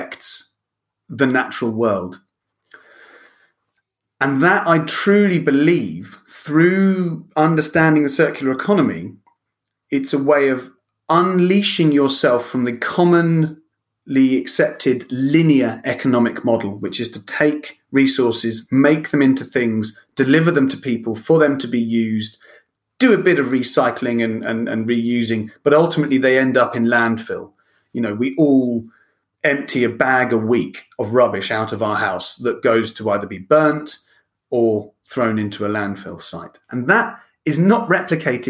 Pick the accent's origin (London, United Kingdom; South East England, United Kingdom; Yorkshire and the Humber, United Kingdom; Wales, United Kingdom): South East England, United Kingdom; Lewes; moved away as an adult; also born or lived in Ireland / Spain / France / Italy; being born and bred in Lewis